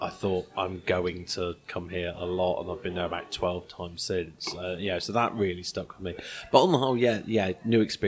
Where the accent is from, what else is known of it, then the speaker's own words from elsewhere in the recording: England, United Kingdom; I've come all the way from England.